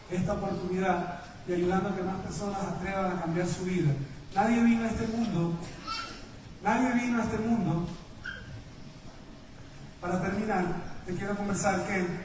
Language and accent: Spanish; Ecuador